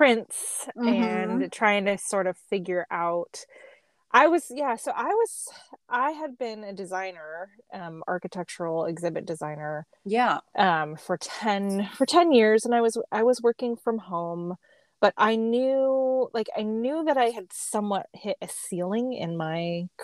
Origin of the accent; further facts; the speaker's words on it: Las Vegas, Nevada, United States; also born or lived in Portland, Oregon; now in Tacoma, United States; I'm from Las Vegas and there's no state income tax in Nevada.